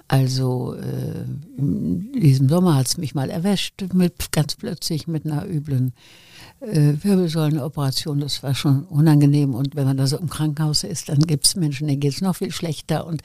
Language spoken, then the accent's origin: German; Wuppertal, North Rhine-Westphalia, Germany; Wir sind ja erst, ich weiß nicht, seit 80 Jahren oder was